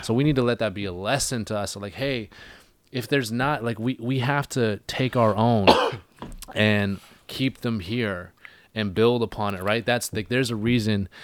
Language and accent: English; Vancouver Island, British Columbia, Canada; now in Vancouver, Canada